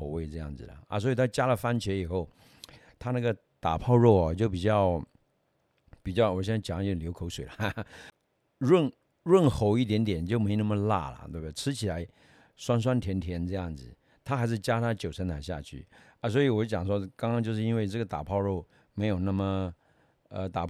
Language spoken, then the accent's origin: Chinese; Taiwan; 本身我们台湾人很少吃辣的嘛，对不对？